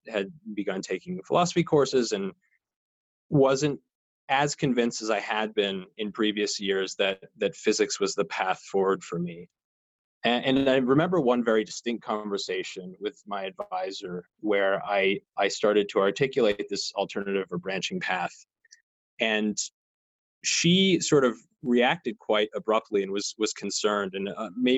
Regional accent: outside Albuquerque, New Mexico, United States; moved away; I've been sheltering in place where I grew up in New Mexico, a little bit outside of Albuquerque

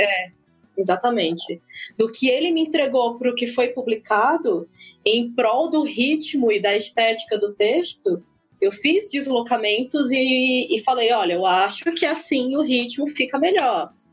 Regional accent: Ceará, Brazil; lá no meu país, Ceará

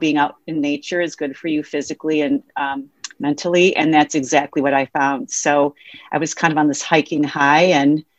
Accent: Wisconsin, United States; in Wisconsin, my home state

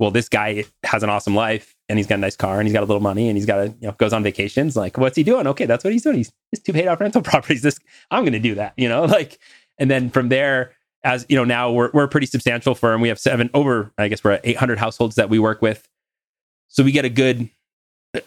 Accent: North Dakota, United States; I'm from North Dakota

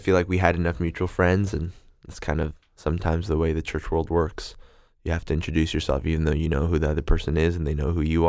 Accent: South Korea; now in Vancouver, Canada; And then we ended up doing 2 weeks in Korea. That's where I'm from. And in case you can tell my accent, we did a Korean wedding too.

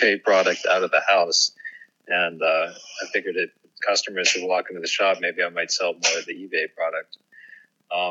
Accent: Virginia, United States; moved away as an adult; now in Kauai, United States; I am originally from Virginia

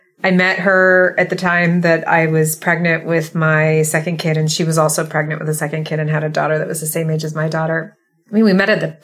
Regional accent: Southern California, United States; moved away as an adult; the environment I came in from, Southern California

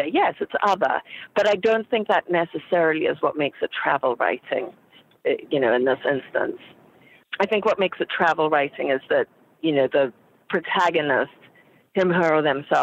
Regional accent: Zimbabwe; moved away; I was raised in Zimbabwe, and I am Caucasian.

